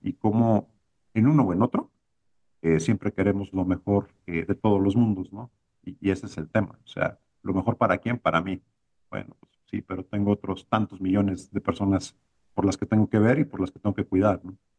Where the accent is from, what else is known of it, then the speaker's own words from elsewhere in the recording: Mexico; moved away as an adult; also born or lived in Brazil; me costó más trabajo adaptarme de regreso a México que lo que me costó llegar a Brasil siendo mexicano y habiendo vivido la mayor parte de mi vida.